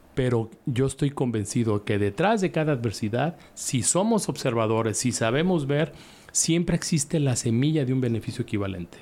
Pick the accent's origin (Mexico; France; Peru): Mexico; Guadalajara, Jalisco; en Guadalajara, en mi tierra